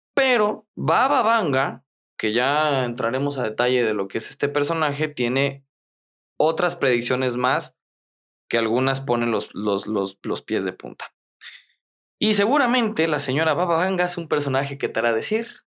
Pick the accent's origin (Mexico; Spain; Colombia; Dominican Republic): Mexico